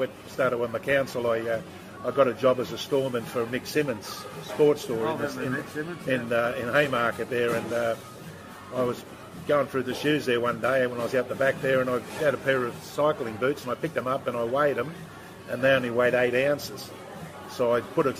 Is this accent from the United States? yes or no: no; Sydney, New South Wales, Australia; I grew up in Redfern back in the 40s, and it was a pretty tough place back then